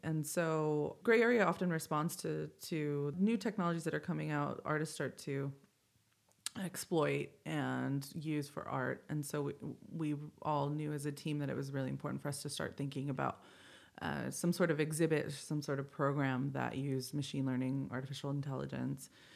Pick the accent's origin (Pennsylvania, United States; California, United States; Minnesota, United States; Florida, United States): California, United States; Indio; I grew up in the Coachella Valley. I, I went to high school in Indio, um, in La Quinta area